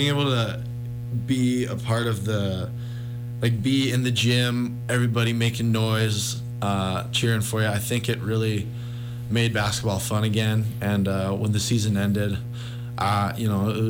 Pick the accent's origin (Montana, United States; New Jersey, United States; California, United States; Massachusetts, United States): Montana, United States; Missoula; growing up in Missoula, that's all I've ever known.